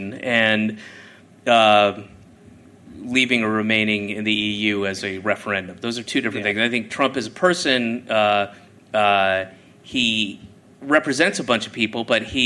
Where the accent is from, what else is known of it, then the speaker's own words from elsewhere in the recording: Georgia, United States; moved away; also born or lived in Boston; I grew up in Georgia. I lived in Boston for 9 years